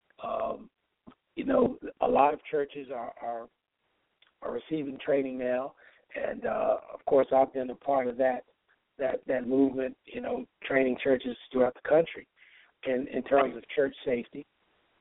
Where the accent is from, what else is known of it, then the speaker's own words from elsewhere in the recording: Baltimore, Maryland, United States; growing up in Baltimore